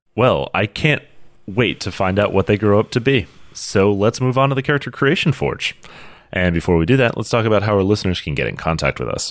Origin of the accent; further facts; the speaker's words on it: United States; as an American